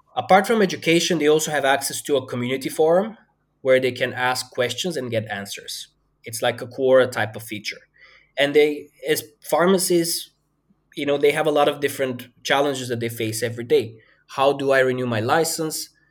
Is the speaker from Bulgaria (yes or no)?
yes; Bulgaria; moved away as an adult; also born or lived in Denmark; I grew up in a fairly small town in Bulgaria